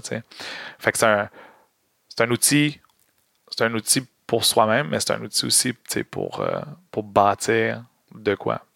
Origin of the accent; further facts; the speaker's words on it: Montreal, Quebec, Canada; j'ai grandi à Montréal